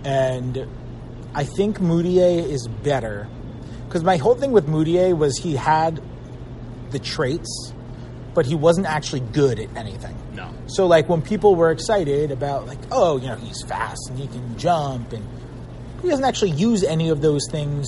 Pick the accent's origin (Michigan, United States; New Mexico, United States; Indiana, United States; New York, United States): New York, United States; moved away; So I'm from New York originally